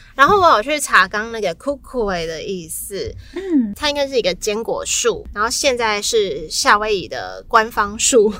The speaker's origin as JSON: {"language": "Chinese", "country": "Taiwan", "said": "我台湾人"}